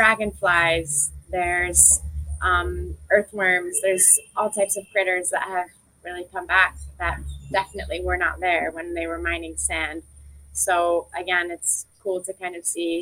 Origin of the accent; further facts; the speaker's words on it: New Jersey, United States; now in Barbados; where I grew up in New Jersey